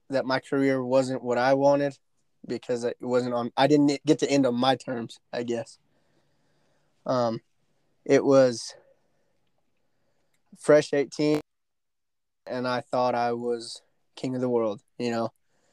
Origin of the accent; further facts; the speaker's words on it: Dalhart, Texas, United States; I'm from Dalhart, Texas.